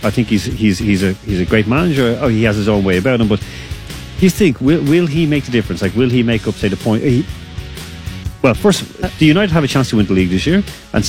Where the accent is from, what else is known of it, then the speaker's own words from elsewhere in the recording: Ireland; now in Moscow, Russia; I'm from Ireland